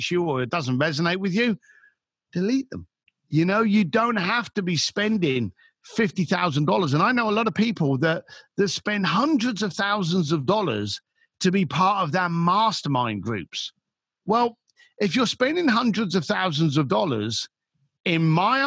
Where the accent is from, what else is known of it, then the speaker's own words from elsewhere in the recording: London, United Kingdom; as a British boy from London